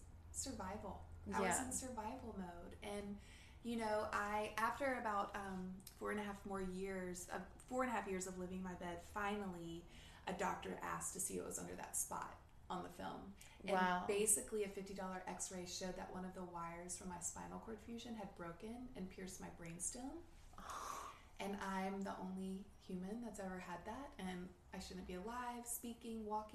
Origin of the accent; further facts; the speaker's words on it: the South, United States; I grew up in the South